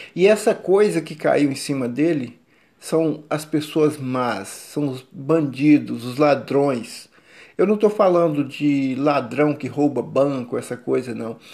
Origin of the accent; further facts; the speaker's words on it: Brazil; sou brasileiro, nasci no Brasil, cresci no Brasil, tenho 59 anos aqui no Brasil, nunca saí para fora